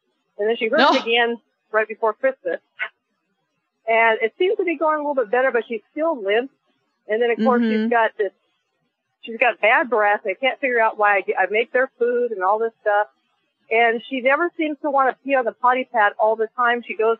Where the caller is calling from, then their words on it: Yucca Valley, California, United States; So I'm from Yucca Valley, California.